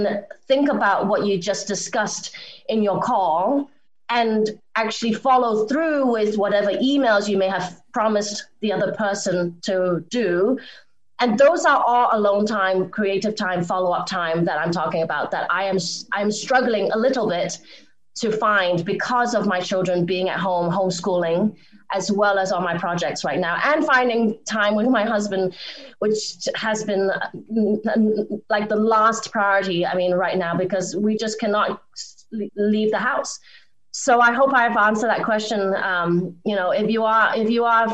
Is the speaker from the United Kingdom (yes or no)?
yes; England, United Kingdom; moved away as an adult; also born or lived in Hong Kong / Boston, United States; now in Los Angeles, United States; I grew up in Hong Kong and in England.